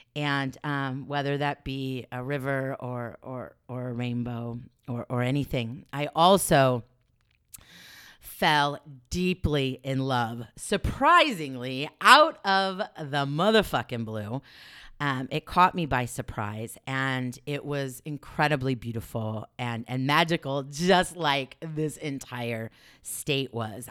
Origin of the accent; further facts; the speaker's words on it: Los Angeles, California, United States; moved away as an adult; now in Oregon, United States; growing up in Los Angeles